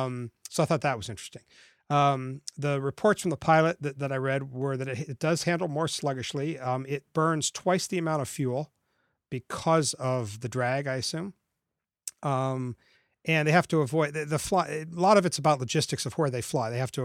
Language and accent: English; Florida, United States; as a kid growing up in Florida, I love the space program and have always been into it.